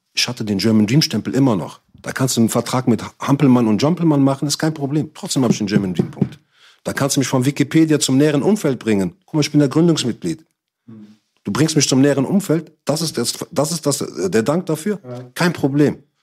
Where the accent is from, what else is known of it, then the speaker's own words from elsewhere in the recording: Morocco; also born or lived in Cologne; Ich bin Marokkaner